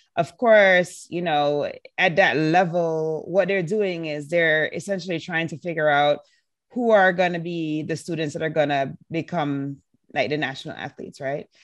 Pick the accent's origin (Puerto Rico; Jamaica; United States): Jamaica; I was born and raised in Jamaica